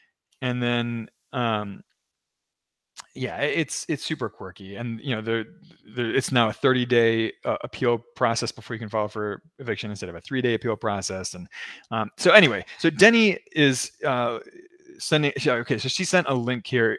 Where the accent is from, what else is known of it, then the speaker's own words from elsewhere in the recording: Maryland, United States; Maryland is also very tenant friendly, my home state